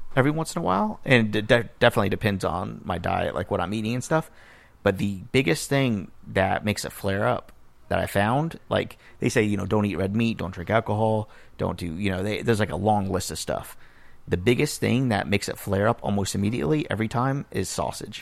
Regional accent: Miami, Florida, United States; I grew up in Miami

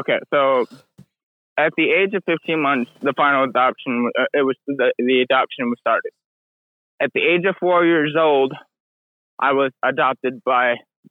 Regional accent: Michigan, United States; also born or lived in Belmont, Texas; I was born in Belmont, Texas, but I was raised in Michigan.

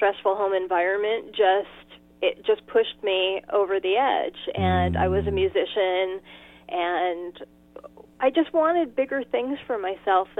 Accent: Los Angeles, California, United States; moved away as an adult; now in Washington State, United States; I grew up in L.A., in the San Fernando Valley

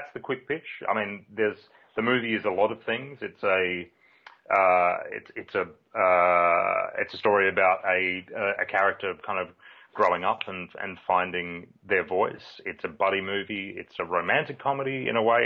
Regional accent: Australia; also born or lived in United Kingdom; In Australia, we have one accent

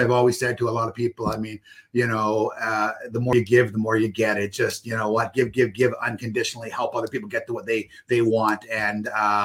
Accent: Port Coquitlam, British Columbia, Canada; my hometown, Port Coquitlam.

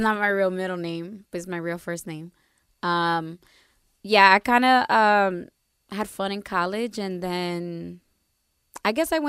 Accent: New Jersey, United States; Growing up in Jersey, mini DR, we all came from very strict households.

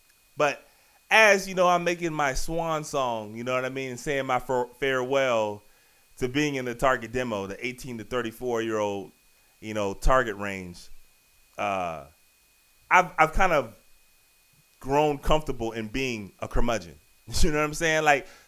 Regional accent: Richmond, Virginia, United States; also born or lived in Maryland; now in Washington, D.C., United States; I live in D.C., the Maryland area. I was born in Richmond

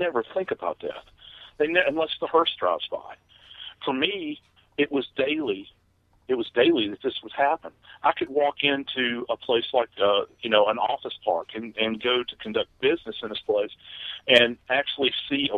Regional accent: New Orleans, Louisiana, United States; moved away; It's my hometown

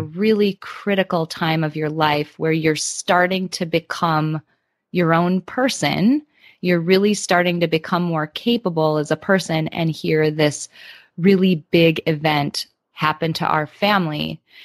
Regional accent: Midwest, United States; I grew up in the Midwest in the United States

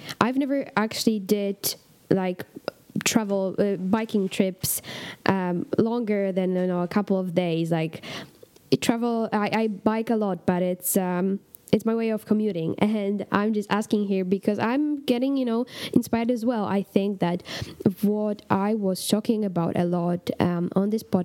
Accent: Poland; first language Polish; English is a second language; English is not my native language, but it's actually, I find myself speaking English more than I do Polish.

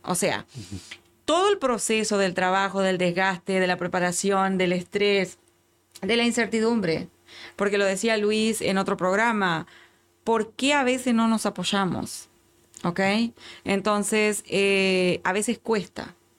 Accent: Uruguay; moved away as an adult; now in Houston, United States; como uruguaya que tiene más de 20 años en este país

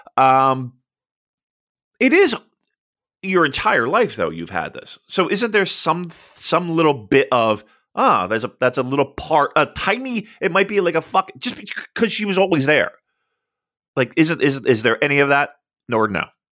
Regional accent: United States; I'm an American from afar

